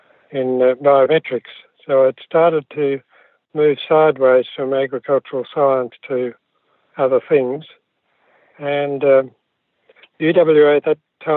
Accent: New South Wales, Australia; I was born in New South Wales. I've got three older brothers. We grew up in a country town

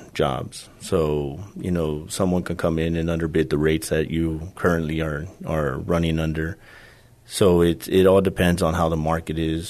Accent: San Antonio, Texas, United States; I grew up here in San Antonio on the southwest side, over by the Valley High area

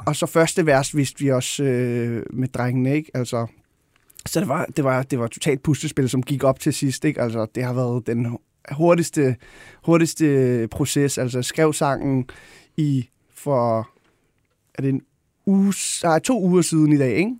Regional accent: Gladsaxe, Capital Region of Denmark, Denmark; jeg voksede op ude i Højgladsaxe

